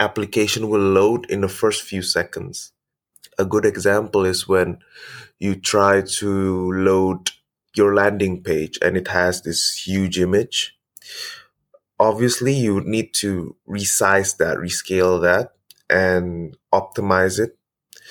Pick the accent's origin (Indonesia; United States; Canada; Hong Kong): Indonesia; I'm from Indonesia